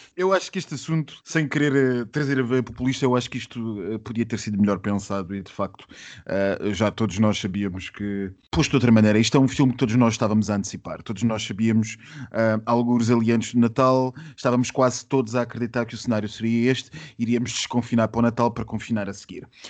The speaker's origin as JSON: {"language": "Portuguese", "country": "Portugal"}